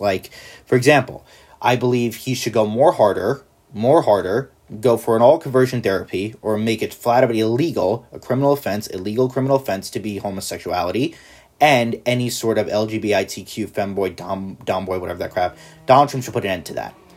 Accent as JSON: {"language": "English", "country": "United States", "said": "I'm an American"}